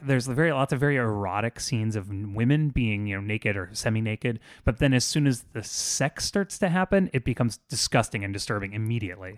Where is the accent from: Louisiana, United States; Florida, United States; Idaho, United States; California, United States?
Florida, United States; South; I grew up in South Florida